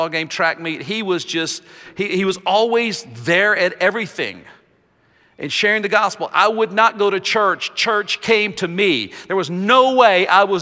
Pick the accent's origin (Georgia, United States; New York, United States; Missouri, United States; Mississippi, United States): Mississippi, United States; Jackson; moved away as an adult; also born or lived in Philippines; now in Nashville, United States; my hometown of Jackson, Mississippi